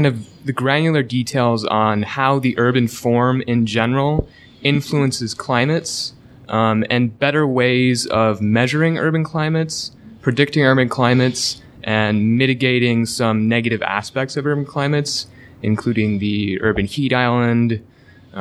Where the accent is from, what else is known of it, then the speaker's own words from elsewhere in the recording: Michigan, United States; moved away as an adult; also born or lived in Portland, Oregon; Originally, I'm from Michigan, but I did my undergrad at the University of Portland